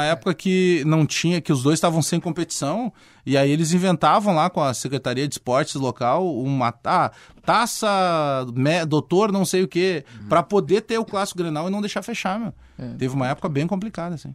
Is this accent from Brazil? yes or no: yes; Porto Alegre, Rio Grande do Sul, Brazil; also born or lived in Bagé; Eu fui criado aqui na Restinga, né? Moro, nasci Sim. em Bagé, mas vim cedo pra cá.